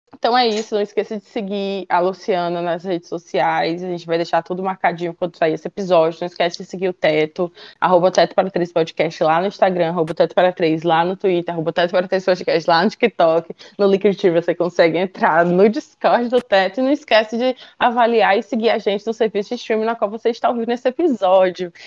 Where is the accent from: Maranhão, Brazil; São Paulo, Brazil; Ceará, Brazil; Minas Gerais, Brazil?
Ceará, Brazil; eu, que sou do Nordeste, daqui do Ceará